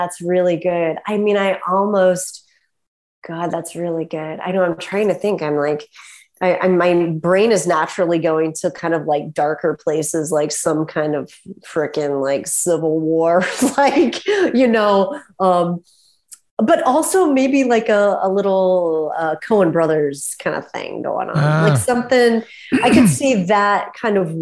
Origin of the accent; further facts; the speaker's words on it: Topeka, Kansas, United States; moved away as an adult; now in Brooklyn, New York, United States; I grew up in Kansas.